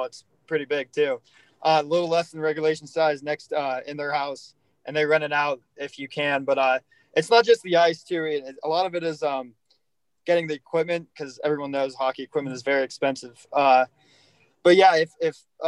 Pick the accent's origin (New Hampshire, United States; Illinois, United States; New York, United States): New Hampshire, United States; moved away; I was born in New Hampshire